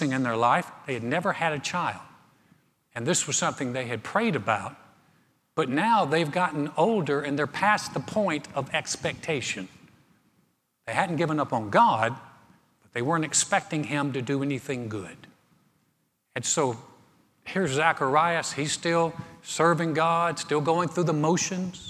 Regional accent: North Carolina, United States; moved away; I grew up in North Carolina

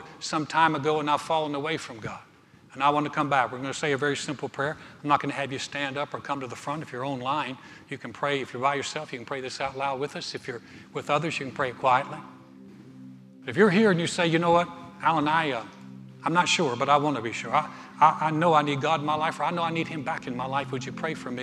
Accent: Greensboro, North Carolina, United States; moved away as an adult; now in Texas, United States; I started a church in my hometown in Greensboro, North Carolina

